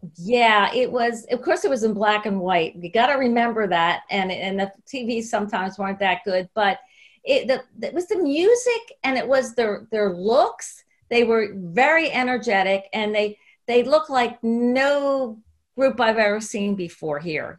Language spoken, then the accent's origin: English; United States; one of the things that we did as American girls is a lot of us immediately got British pen pals